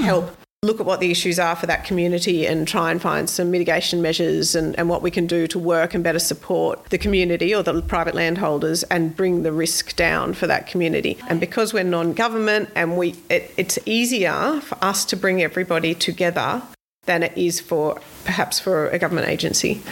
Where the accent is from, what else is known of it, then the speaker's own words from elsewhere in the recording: Sydney, New South Wales, Australia; now in Queensland, Australia; I grew up in Sydney. I grew up three metres away from Royal National Park, literally